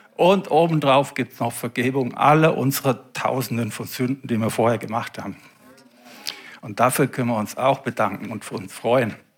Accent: Germany; bei uns in Deutschland

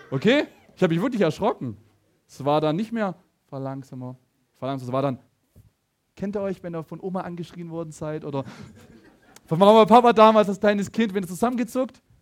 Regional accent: Laupheim, Baden-Württemberg, Germany; ich komme aus Laubheim, er auch, ja, live on mit Laubheim heute

